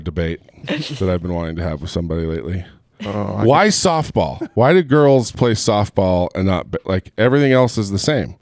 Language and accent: English; Southern California, United States; moved away; also born or lived in Gilbert, Arizona; I grew up in Southern California